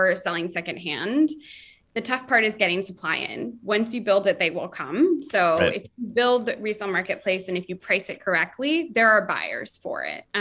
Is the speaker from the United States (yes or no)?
yes; Florida, United States; now in New York, United States; I was from Florida